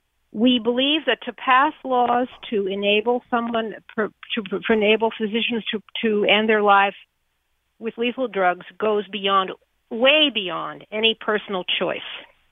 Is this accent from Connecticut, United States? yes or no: yes; New Haven, Connecticut, United States; I'm from New Haven, Connecticut